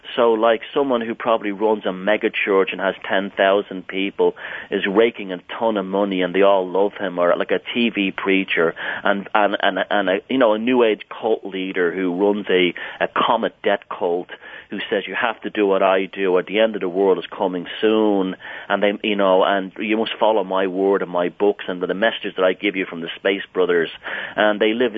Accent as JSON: {"language": "English", "country": "Ireland", "tie": "born or raised there", "said": "I grew up in Southern Ireland"}